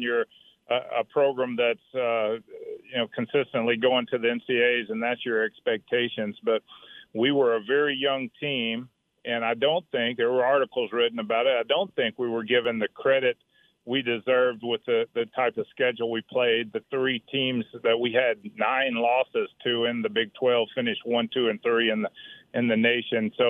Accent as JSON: {"language": "English", "region": "Mississippi", "country": "United States", "moved": "yes", "said": "I'm from Mississippi"}